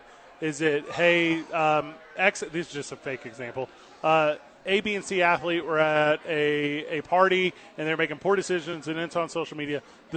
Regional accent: Missouri, United States; I always appreciate about the community I grew up in right outside of St. Louis, Missouri

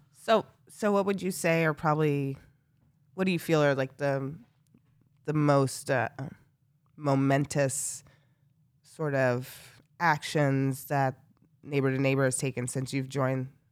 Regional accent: Northampton, Massachusetts, United States; growing up in Northampton

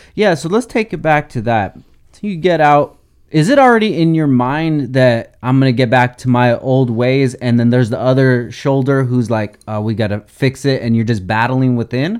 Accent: Oxnard, California, United States; born and raised in Oxnard

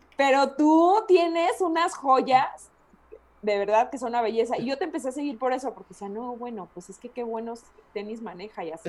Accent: La Piedad, Michoacán, Mexico; moved away; also born or lived in Guadalajara; soy michoacana y más que soy de la piedad

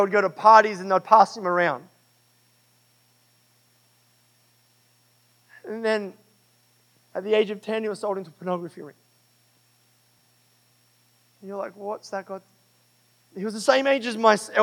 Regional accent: Australia; I'm Australian.

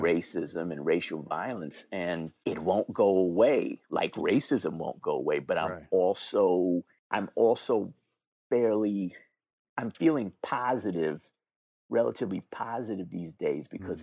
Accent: New York, United States; moved away as an adult; now in Philadelphia, United States; I was born and raised in New York

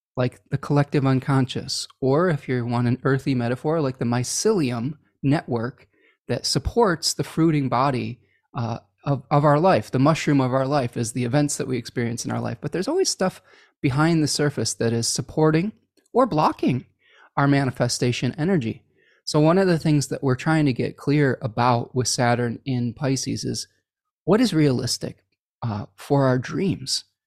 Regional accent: Oak Park, Illinois, United States; I was born in Oak Park, Illinois

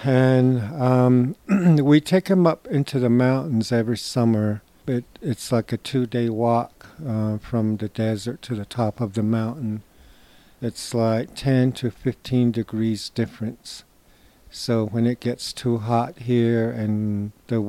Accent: Shiprock, New Mexico, United States; I am from Oak Spring and Shiprock area, where my sheep camps are

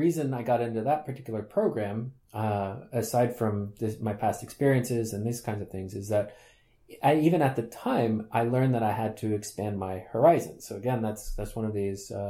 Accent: United States; moved away as an adult; also born or lived in Sweden; now in Groningen, Netherlands; although I grew up in the United States, I am Swedish by birth.

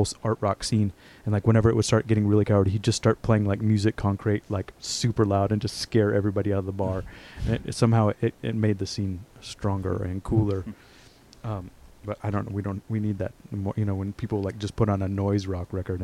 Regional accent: Texas, United States; now in New York, United States; I'm from Texas.

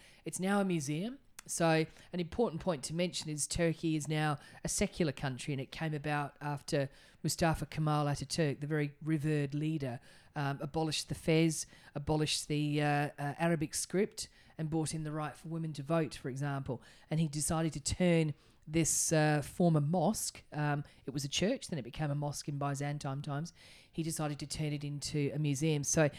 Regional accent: Australia; You know, as soon as the Turks see that we're Australian, they're like, Aussie, Aussie, Aussie, oi, oi, oi.

